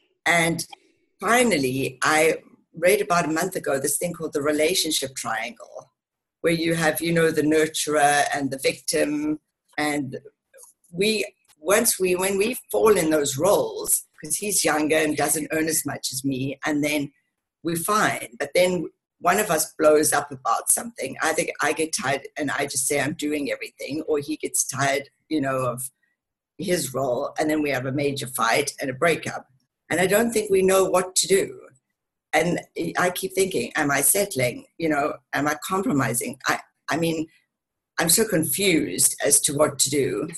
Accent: Cape Town, Western Cape, South Africa; also born or lived in England; now in Denver, United States; And I grew up in Cape Town in South Africa.

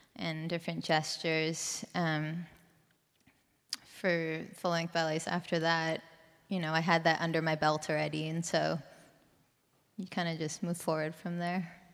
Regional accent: Vancouver, British Columbia, Canada; moved away; I'm from Canada, Vancouver, Canada.

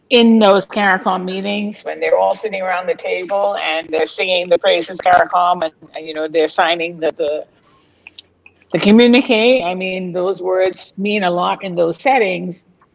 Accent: Bahamas; when we leave the region and we live somewhere else, and, you know, I say I'm from the Bahamas and they think it's somewhere in Jamaica

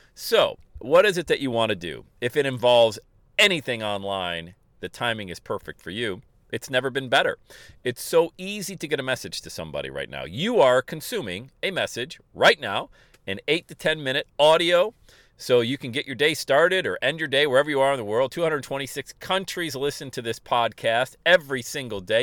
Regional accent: Bradford, Pennsylvania, United States; I was a huge Yankee fan growing up in Bradford, Pennsylvania.

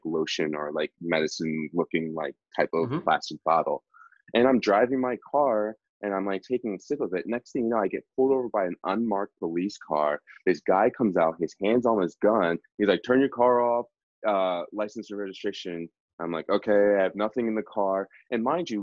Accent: outside of Philadelphia, Pennsylvania, United States; I grew up outside of Philly

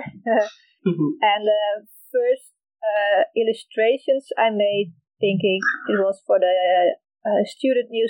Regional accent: Netherlands; from the Netherlands

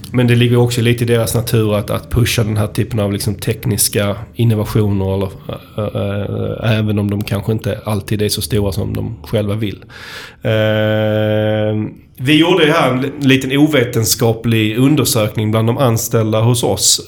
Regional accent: Skåne, Sweden; accent: Scanian (skånska); min, min skånska

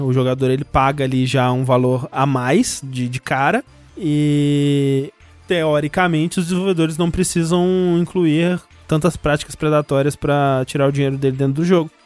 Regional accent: Brazil; sou brasileiro

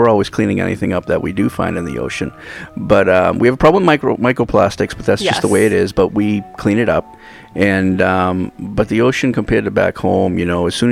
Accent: East Coast, United States; now in Hawaii, United States; growing up on the East Coast

